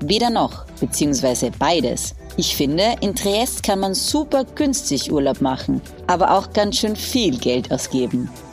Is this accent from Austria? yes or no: yes; Austria; als Österreicherin